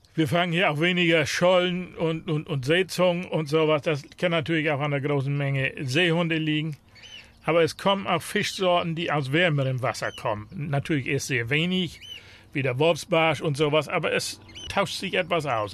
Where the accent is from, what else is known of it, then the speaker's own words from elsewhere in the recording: Lower Saxony Wadden Sea coast, Germany; Wir sind ja in der Natur groß geworden. Also als Kind sind wir hier überall rumgelaufen. Das Watt gehörte dazu